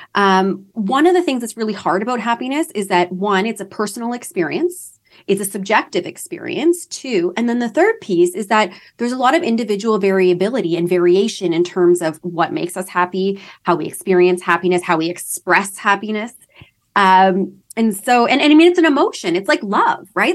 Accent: London, Ontario, Canada; moved away as an adult; now in Toronto, Canada; I'm from London, Ontario, Canada.

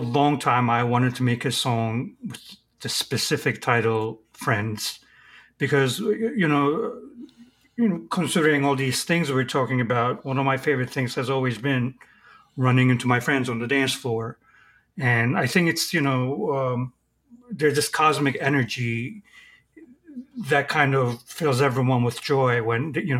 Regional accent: Istanbul, Turkey; born there; I was born in Istanbul, which is another, you know, crowded city.

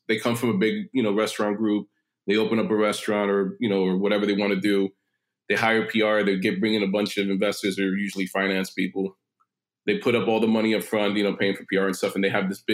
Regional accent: New York City, New York, United States; also born or lived in Long Island City, Queens / Astoria, Queens; I grew up in the city. I grew up in Manhattan mostly for most of my life, lived in Long Island City a little bit in Astoria as a kid

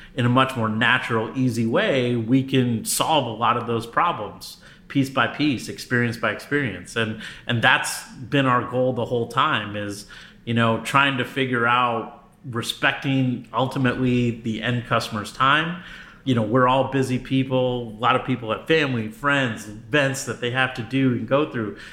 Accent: New York City, New York, United States; moved away as an adult; also born or lived in New Jersey / Connecticut / Berkeley, California; now in Los Angeles, United States; I'm originally from the East Coast, so uh, I I hail from the New York area, so Metro New York City. So I lived in New York, New Jersey, and Connecticut at different times in my early life.

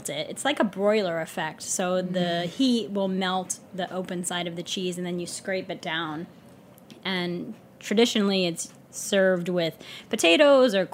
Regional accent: New York City, New York, United States; I'm from Brooklyn.

